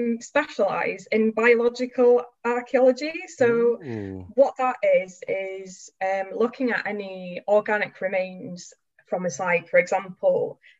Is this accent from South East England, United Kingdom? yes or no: no; Anglesey, North Wales, United Kingdom; moved away as an adult; now in York, United Kingdom; I grew up in North Wales, Anglesey more specifically, which is like a little island off the coast in North Wales.